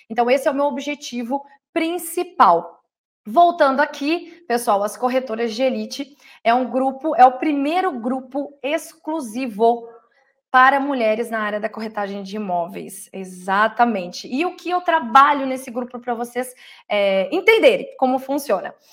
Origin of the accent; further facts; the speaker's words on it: Porto Alegre, Rio Grande do Sul, Brazil; also born or lived in Bagé; now in Porto Seguro, Brazil; Eu sou natural, eu nasci em Bagé, Rio Grande do Sul, porém toda a minha criação foi em Porto Alegre e lá eu comecei a minha vida.